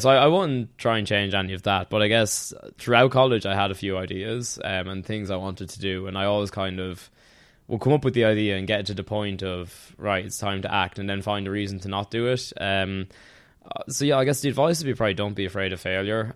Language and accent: English; Tullamore, Leinster, Ireland; moved away as an adult; now in Dublin, Ireland; I'm from County Offaly, um, from Tullamore more specifically. Uh, lived there until I was eighteen, then moved up to Dublin